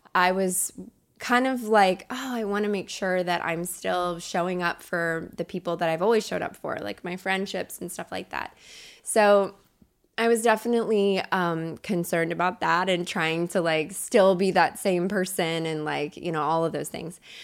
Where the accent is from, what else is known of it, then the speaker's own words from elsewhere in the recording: Kentucky, United States; moved away as an adult; also born or lived in Chicago; now in Los Angeles, United States; I grew up in Kentucky